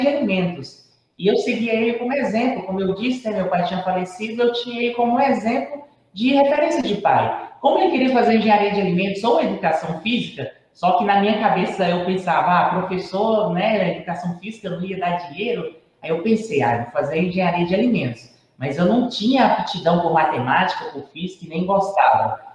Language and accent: Portuguese; Jequitinhonha, Minas Gerais, Brazil; eu sou natural, né, de Jequitinhonha, do Vale do Jequitinhonha, da cidade de Jequitinhonha